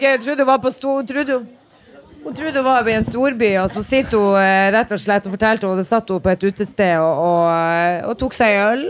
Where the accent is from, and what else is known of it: Narvik, Nordland, Norway; moved away as an adult; also born or lived in Oslo